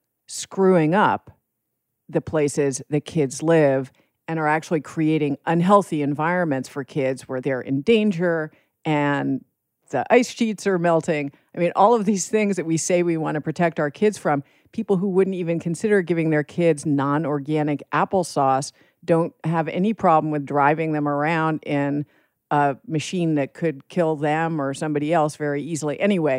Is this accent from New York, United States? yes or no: yes; Manhattan, New York, United States; I grew up in Manhattan in New York City.